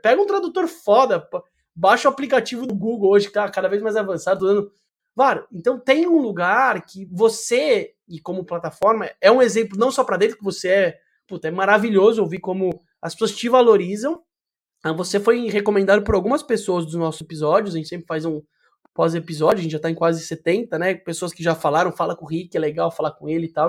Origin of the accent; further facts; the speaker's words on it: Brazil; a gente, como é brasileiro visceral